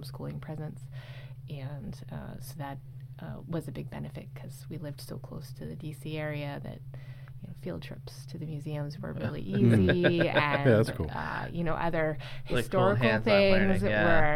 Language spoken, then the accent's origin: English; Fairfax County, Washington, D.C. area, Virginia, United States; moved away as an adult; also born or lived in Cleveland, Ohio; I'm originally from the Washington, D.C. area. Grew up there. My dad was in the Army, and so we were military brats